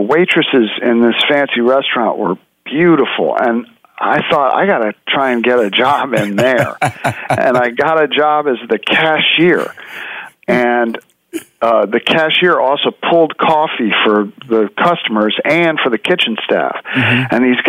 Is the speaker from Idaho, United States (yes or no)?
no; New York City, New York, United States; I grew up in New York City, and New York City is a great food town.